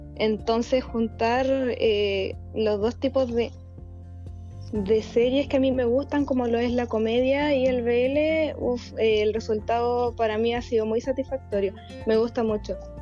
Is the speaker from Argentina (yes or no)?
no; southern Chile, Chile; soy de Chile, del sur de Chile